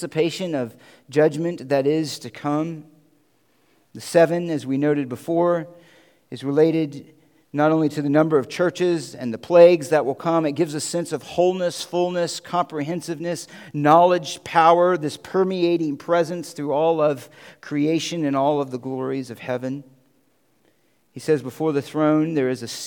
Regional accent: Central Florida, United States; now in Connecticut, United States; I grew up in Central Florida.

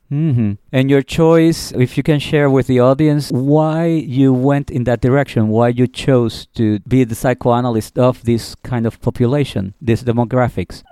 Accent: Puerto Rico; now in New York City, United States; I'm from Puerto Rico, where again, there's a different way of handling money

